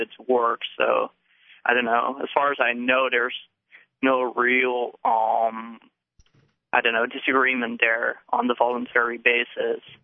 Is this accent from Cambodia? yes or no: no; Netherlands; moved away as an adult; now in New Hampshire, United States; originally I'm from the Netherlands, okay. but I'm here for graduate school, so okay. I, I just moved to New Hampshire